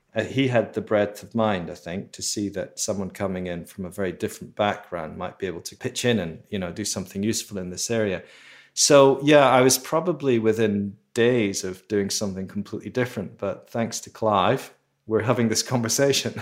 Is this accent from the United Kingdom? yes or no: yes; Edinburgh, Scotland, United Kingdom; I grew up in Edinburgh in Scotland